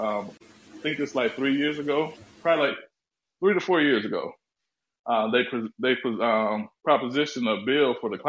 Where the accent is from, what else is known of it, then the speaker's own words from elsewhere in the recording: Iowa, United States; I'm from Iowa